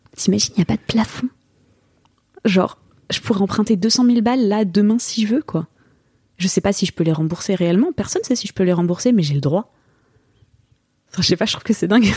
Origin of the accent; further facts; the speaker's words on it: France; moved away as an adult; now in Los Angeles, United States; On est bon petit Français